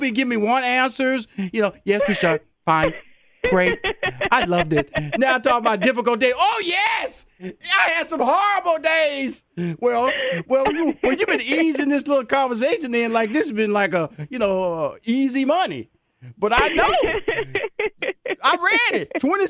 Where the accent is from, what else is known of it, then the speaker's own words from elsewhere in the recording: Houston, Texas, United States; I'm from Houston, so the Houston Astros are the world champions, and I'm proud to say that.